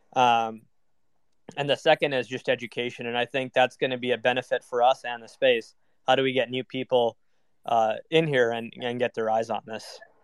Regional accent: Minnesota, United States; moved away as an adult; also born or lived in New York / London; I grew up in Minnesota

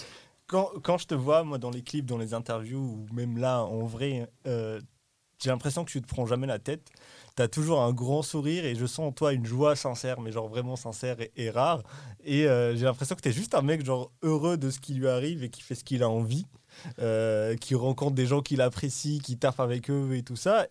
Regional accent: Morocco; moved away; j'ai grandi au Maroc

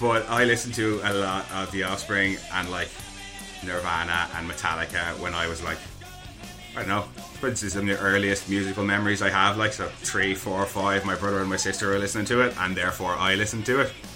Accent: Ireland; I was born screaming in Ireland

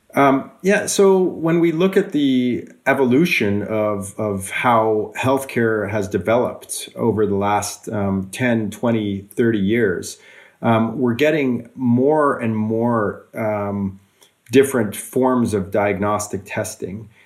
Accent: Canada; also born or lived in Switzerland / Russia / Australia / California; now in Norway; I also grew up in, in Canada.

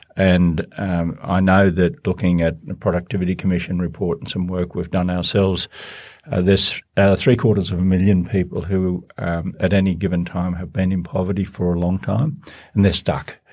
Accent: Baradine, New South Wales, Australia; I come from the Australian bush and a d, drought-affected area, Barradine in northwest New South Wales

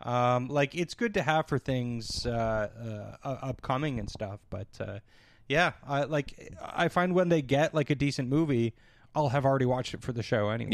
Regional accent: Canada; as a Canadian

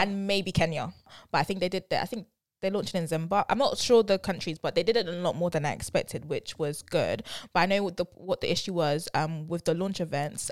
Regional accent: London, United Kingdom; I'm definitely from London

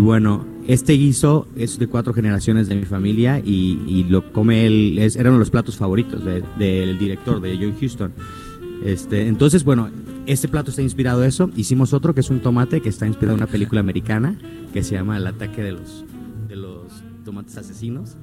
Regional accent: Puerto Vallarta, Jalisco, Mexico; yo regresé a mi lugar de origen, yo soy nativo de Puerto Vallarta y regreso a mi lugar de origen por el amor que le tengo a mi bahía.

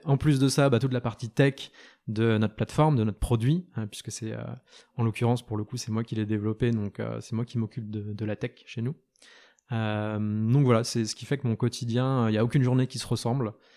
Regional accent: Lorient, Brittany, France; en, Bretagne, donc du côté de Lorient, là où j'ai grandi

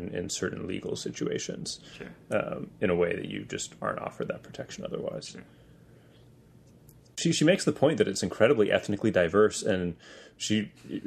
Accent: United States

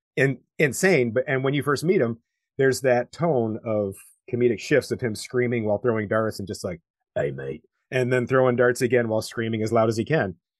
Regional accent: United States; as an American

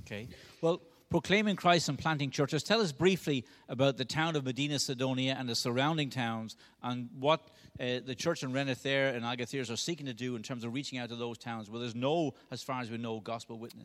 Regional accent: Dublin, Leinster, Ireland; I'm from Dublin, in case you haven't guessed that by my accent

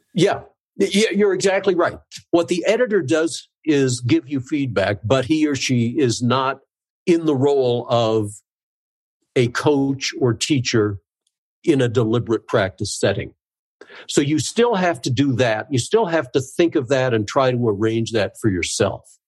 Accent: South Dakota, United States; I was born and raised in South Dakota

